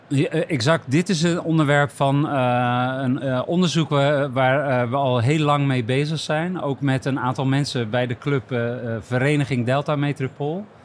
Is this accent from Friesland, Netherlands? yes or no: no; Dordrecht, South Holland, Netherlands; born or raised there; now in Rotterdam, Netherlands